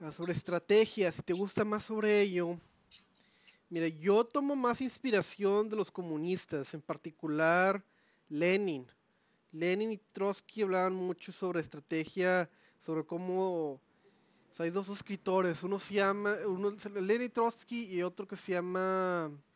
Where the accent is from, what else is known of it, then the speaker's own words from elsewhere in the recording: Mexico; somos mexicanos